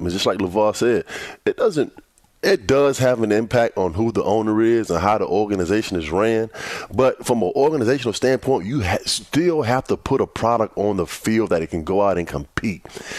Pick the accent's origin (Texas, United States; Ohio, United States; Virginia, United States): Virginia, United States; Virginia Beach; I'm from Virginia Beach, and I don't know what it is, but my city and my town, they're heavy Washington Commanders and Dallas Cowboys fans.